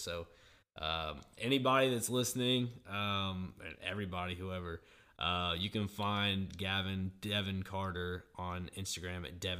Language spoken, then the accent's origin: English; Nashville, Tennessee, United States; Because growing up in Nashville, I don't ever remember hot chicken being a thing until I was like in middle school.